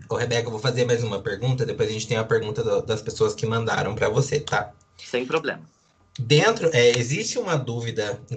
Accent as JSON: {"language": "Portuguese", "town": "Arujá", "region": "São Paulo", "country": "Brazil", "said": "Eu vim de Arujá"}